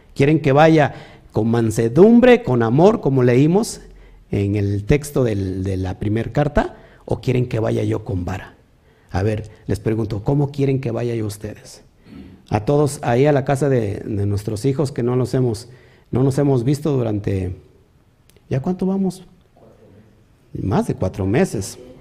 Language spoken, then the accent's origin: Spanish; Mexico; also born or lived in Río Blanco, Veracruz; como mexicanos